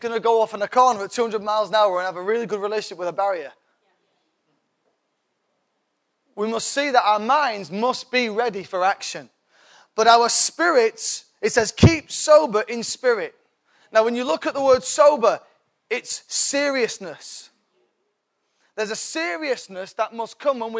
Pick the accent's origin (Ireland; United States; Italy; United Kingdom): United Kingdom; England; I'm English